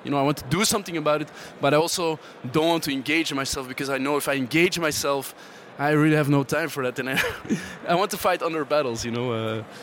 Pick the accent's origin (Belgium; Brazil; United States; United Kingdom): Belgium; Antwerp, Flanders; I am from Antwerp